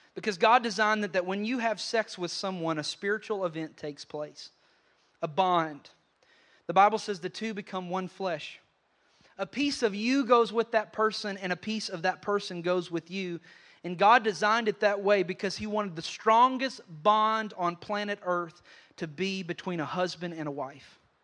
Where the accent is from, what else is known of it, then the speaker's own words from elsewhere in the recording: Western Kentucky, United States; I grew up in Ken-, Western Kentucky around a lot of hunters